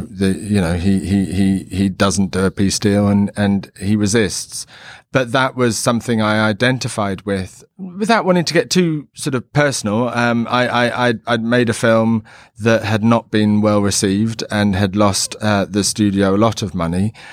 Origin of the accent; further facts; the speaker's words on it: London, United Kingdom; growing up in London in, like, the seventies